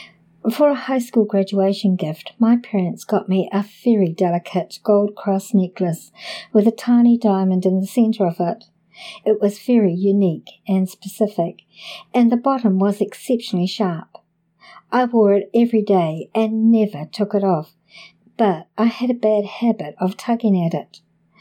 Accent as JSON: {"language": "English", "country": "Canada", "lives_now": "Los Angeles, United States", "said": "I want to note that I am from Canada and the oldest in my family, so this was a big transition for all of us."}